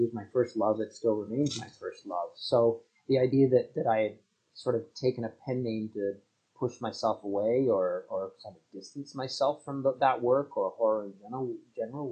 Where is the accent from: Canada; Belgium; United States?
Canada; also born or lived in Toronto; I'm a Canadian writer up here in Toronto, where I live with my family